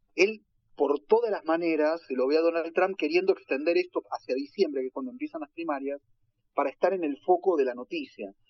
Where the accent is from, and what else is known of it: Argentina; now in United States